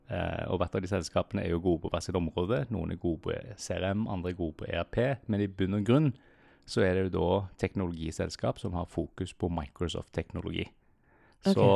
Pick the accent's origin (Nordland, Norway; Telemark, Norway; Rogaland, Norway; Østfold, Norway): Rogaland, Norway; Sandnes; now in Oslo, Norway; Vi er fra Jæren begge to.